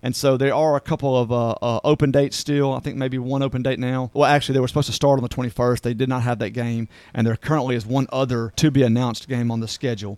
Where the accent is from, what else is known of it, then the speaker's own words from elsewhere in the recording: South Mississippi, United States; I'm from South Mississippi